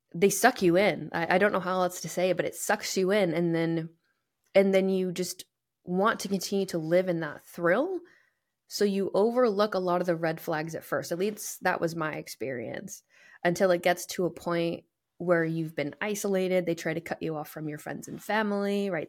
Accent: New England, United States; moved away; I grew up in New England

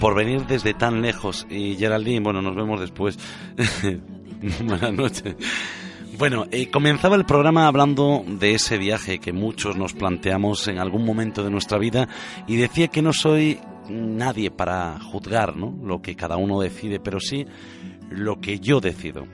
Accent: Galicia, Spain; moved away as an adult; also born or lived in Canary Islands; tomé la decisión de volver a mi tierra gallega

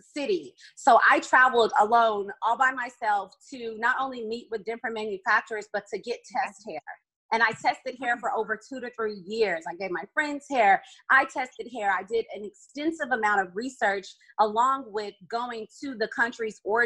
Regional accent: Oklahoma, United States; moved away as an adult; also born or lived in Southern California / San Francisco / Northern Virginia; now in Oxon Hill, United States; I'm originally born and raised in Southern California, but I moved to Oklahoma when I was younger. So I was really in Oklahoma my entire life

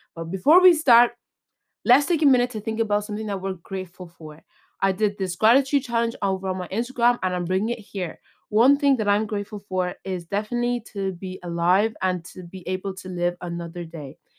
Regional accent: Ireland; I'm from Ireland

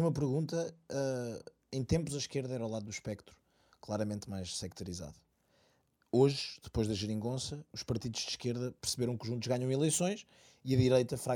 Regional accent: Santarém, Santarém District, Portugal; sou scalabitano

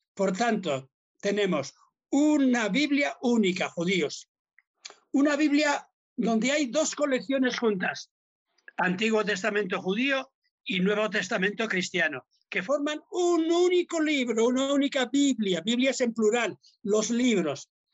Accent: Basque Country, Spain; soy vasco

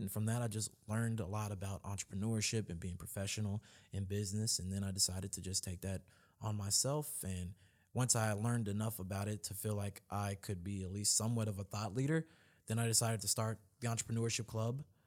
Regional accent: Louisville, Kentucky, United States; I'm actually from Louisville in Kentucky, born and raised.

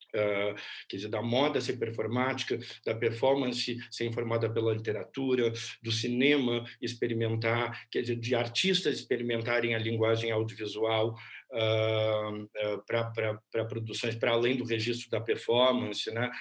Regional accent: Pelotas, Rio Grande do Sul, Brazil; eu nasci em Pelotas, numa cidade ao sul do Rio Grande do Sul, próxima ao Uruguai

